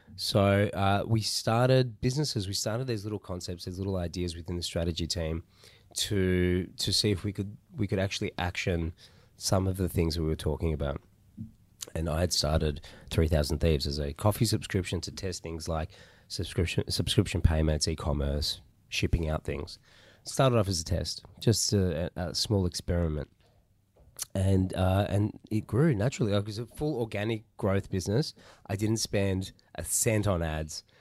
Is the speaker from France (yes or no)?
no; Melbourne, Victoria, Australia; I'm Melbourne born and bred. Uh, so I've been, I've been here for most of my life